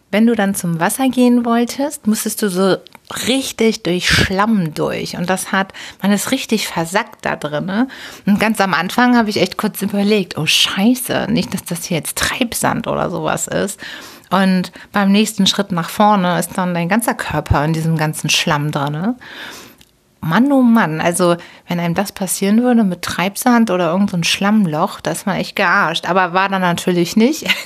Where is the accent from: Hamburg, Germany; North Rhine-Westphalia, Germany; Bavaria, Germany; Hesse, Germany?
Hamburg, Germany; born there; Als gebürtige Hamburgerin, als Hamburger Dern war mir nicht bewusst, dass man in der Elbe wirklich so richtig baden kann.